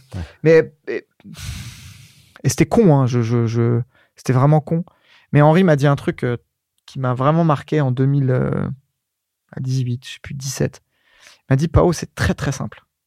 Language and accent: French; Bondoufle, Île-de-France, France; also born or lived in Courcouronne; Dans l'Essonne, euh, à Évry-Courcouronne. Je suis né à, je suis né à Courcouronne. J'ai grandi dans une petite ville à côté